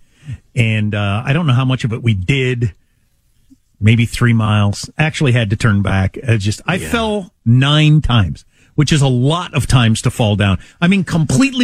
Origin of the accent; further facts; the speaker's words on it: Midwest, United States; I'm from the Midwest